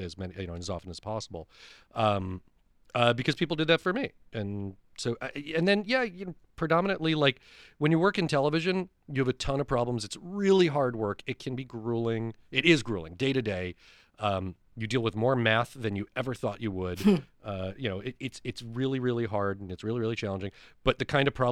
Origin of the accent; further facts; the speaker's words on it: Westchester, New York, United States; I grew up in Westchester, New York